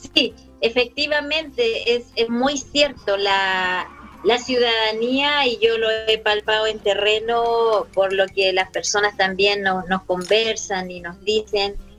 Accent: Retiro, Maule, Chile; also born or lived in Santiago; yo nací en Santiago, mis padres son oriundos de acá de Retiro

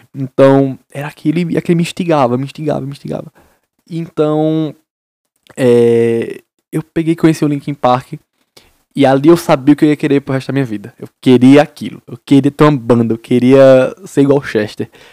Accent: Paraíba, Brazil; Sou da Paraíba. Interiorzinho, vocês Isabel, Paraíba

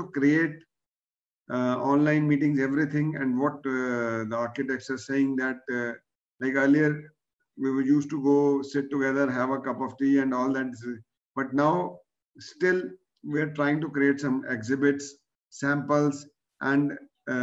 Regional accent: Delhi, India; I am from Delhi

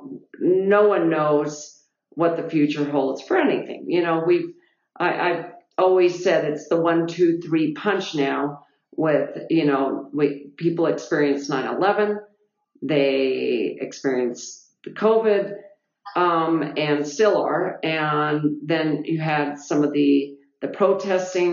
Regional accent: East Bay, California, United States; moved away; I grew up in California in the East Bay area

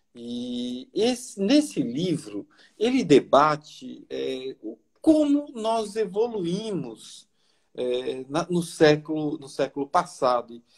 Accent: Bahia, Brazil; also born or lived in São Paulo; eu sou baiano por natureza, mas paulista por nascença. E quando mudei para Salvador

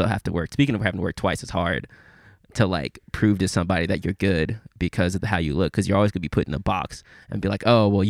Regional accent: Memphis, Tennessee, United States; I'm from Memphis

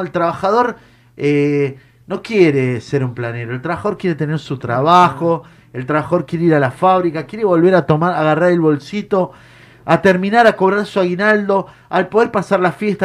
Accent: Argentina; somos argentinos

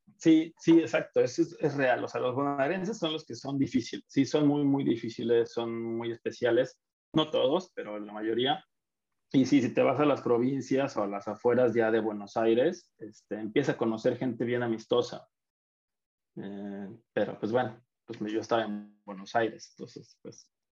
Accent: Mexico; moved away; also born or lived in Argentina; así somos los mexicanos

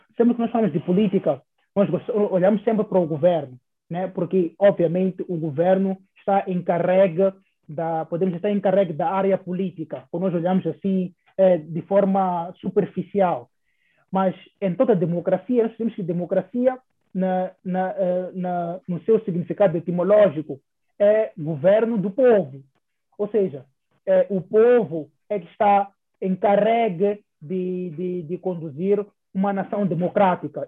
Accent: Mozambique; nós como moçambicanos

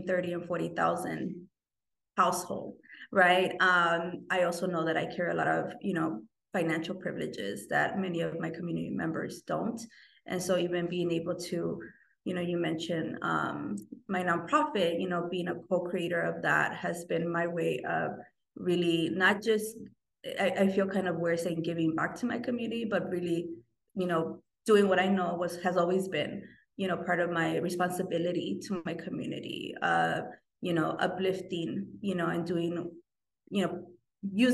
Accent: Los Angeles, California, United States; I grew up in South Central LA. I still continue to reside in South Central

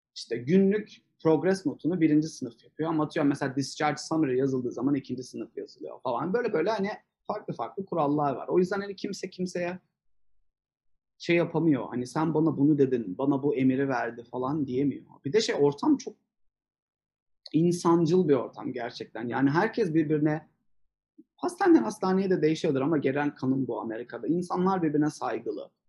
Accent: Turkey; moved away as an adult; now in United States; bir Türkler olarak

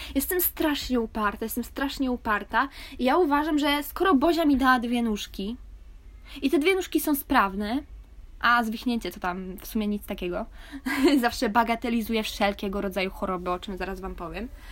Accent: Poland; moved away

